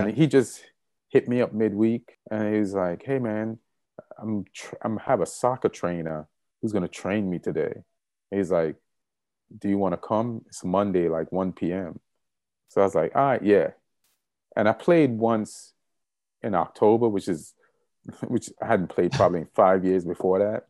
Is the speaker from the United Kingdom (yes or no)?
no; Jamaica; moved away; also born or lived in New York; being Jamaican